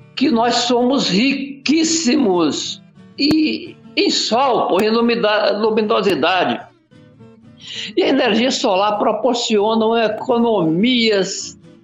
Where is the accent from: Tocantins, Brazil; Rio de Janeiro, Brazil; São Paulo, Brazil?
Tocantins, Brazil; Araguatins; moved away; also born or lived in Goiânia, Goiás; Eu sou goiano, eh, quando eu sou goiano, do, nasci do Tocantins naquela época, no bico do papagaio, lá em Araguatins. É. E vim vim é, cedo para estudar em Goiânia